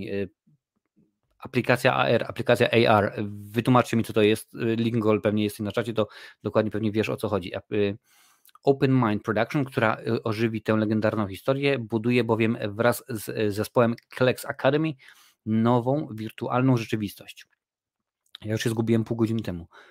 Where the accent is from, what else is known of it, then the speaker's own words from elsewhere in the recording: Lesser Poland, Poland; Jestem z Małopolski, u nas się mówi na polu